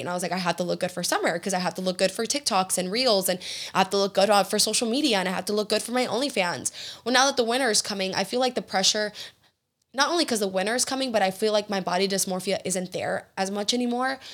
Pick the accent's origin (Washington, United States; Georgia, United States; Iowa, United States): Georgia, United States; now in Houston, United States; I grew up in Georgia with, eh, with Southern hospitality